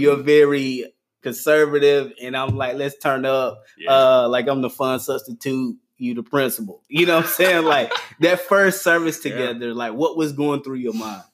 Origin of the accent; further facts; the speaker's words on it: Gaffney, South Carolina, United States; I'm um, born and raised in Gaffney, South Carolina